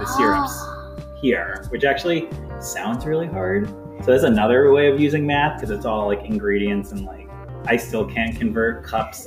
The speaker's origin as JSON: {"language": "English", "region": "New York", "country": "United States", "tie": "born or raised there", "moved": "yes", "lives_now": "Lakewood, United States", "said": "I grew up in New York, but I was like an hour and a half from New York City. So it was like a really small town"}